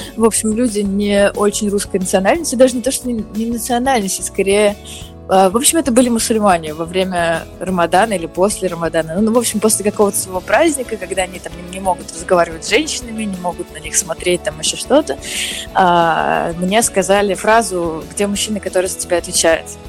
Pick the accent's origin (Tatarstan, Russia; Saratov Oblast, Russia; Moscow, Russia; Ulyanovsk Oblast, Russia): Moscow, Russia; я москвичка, я всю жизнь живу в Москве